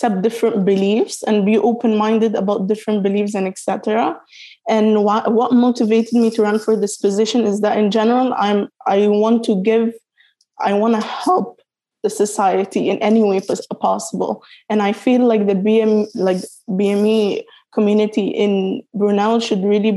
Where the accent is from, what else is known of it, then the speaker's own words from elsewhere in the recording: United Arab Emirates; moved away as an adult; also born or lived in Sudan / Morocco / Yemen; now in United Kingdom; I'm from Sudan, Morocco, and Yemen, but I was born and raised in the United Arab Emirates